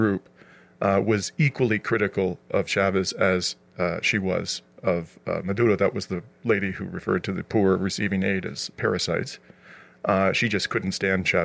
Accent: Canada; as a Canadian

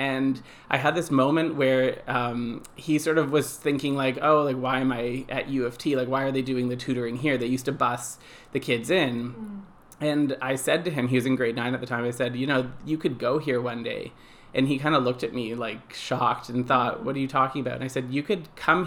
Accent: Toronto, Ontario, Canada; I grew up in Toronto. I've lived in Toronto my whole life, so I'm kind of a city boy

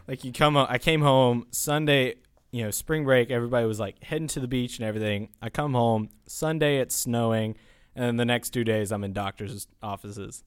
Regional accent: Taylorsville, North Carolina, United States; moved away as an adult; now in Chapel Hill, United States; I'm from Taylorsville, North Carolina in Alexander

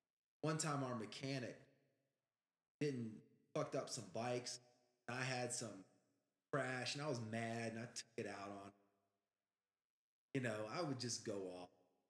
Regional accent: Guadeloupe; I didn't get such bad treatment because I was dudes from Guadeloupe.

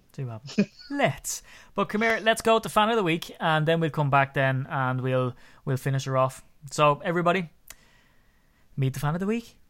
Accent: Ireland; growing up in Ireland

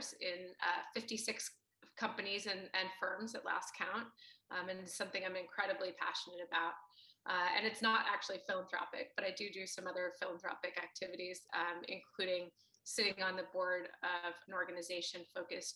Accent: Boston, Massachusetts, United States; I grew up in Boston, Massachusetts

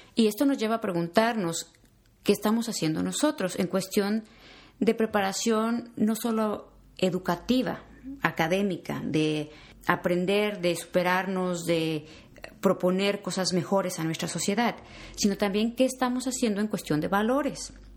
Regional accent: Mexico; moved away as an adult; now in United States; soy mexicana

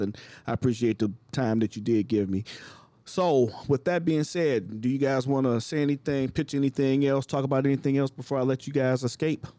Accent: Cleveland, Ohio, United States; now in Chicago, United States; My hometown of Cleveland

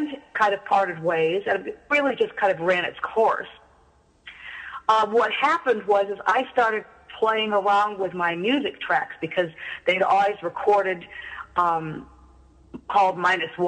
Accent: Seattle, Washington, United States; moved away; I'm originally from Seattle, Washington

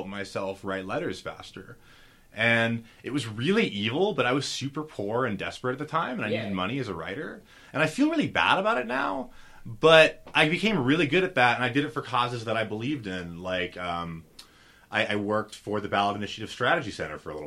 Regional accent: San Francisco Bay Area, California, United States; I'm from the San Francisco Bay Area

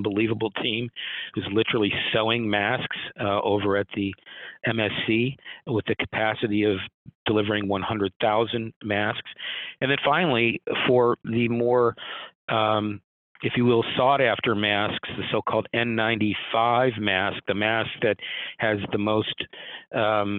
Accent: Midwest, United States; also born or lived in Boston area, Massachusetts; now in Ohio, United States; I grew up in the Midwest, but then I spent a decade or so in the Boston area, both at UMass and Harvard

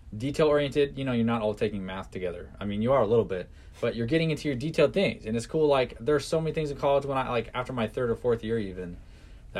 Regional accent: Washington, United States; moved away as an adult; also born or lived in Boise, Idaho; now in Idaho, United States; originally I grew up in Washington

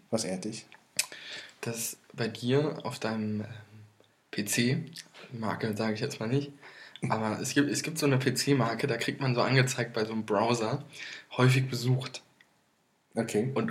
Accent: Rhineland, Germany; Ich komme aus dem Rheinland.

